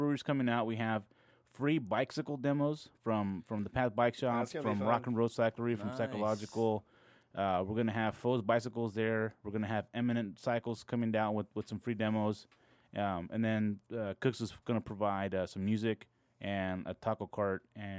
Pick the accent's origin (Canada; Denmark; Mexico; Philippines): Mexico; Guadalajara, Jalisco; born there; I was born in Guadalajara, Jalisco.